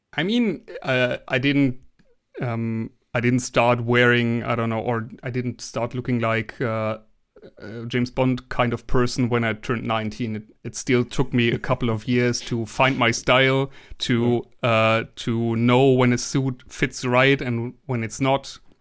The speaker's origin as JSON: {"language": "English", "country": "Germany", "second_language": "English", "said": "I'm from Germany"}